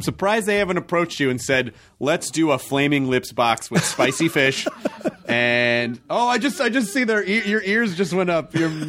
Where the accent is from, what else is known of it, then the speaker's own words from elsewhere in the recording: Memphis, Tennessee, United States; also born or lived in Kentucky; Well, when I was born in Kentucky and I grew up in Memphis, and we had those there.